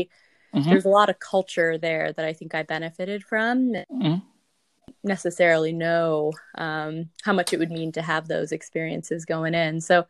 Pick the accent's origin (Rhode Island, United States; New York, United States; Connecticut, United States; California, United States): California, United States; San Jose; I grew up, you know, my family's from India, both my parents. I grew up in the South Bay in San Jose.